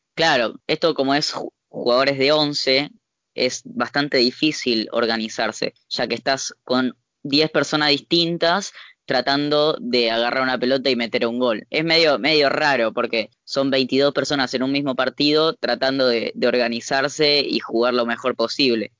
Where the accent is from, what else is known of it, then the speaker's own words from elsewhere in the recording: Argentina; los argentinos sí, que somos muy eufóricos